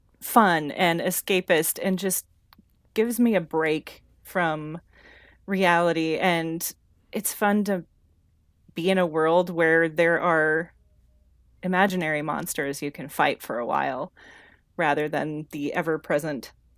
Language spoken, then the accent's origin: English; Nebraska, United States; moved away as an adult; also born or lived in Indonesia; now in Colorado, United States; We are from Nebraska, and shortly after we were both out of college, we decided on more or less a whim to move to Indonesia.